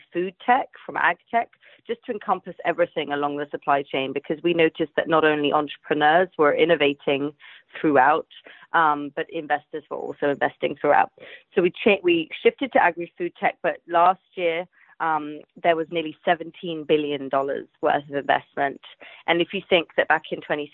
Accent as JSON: {"language": "English", "region": "London", "country": "United Kingdom", "also_born_or_lived": "Asia", "said": "I'm from London, England."}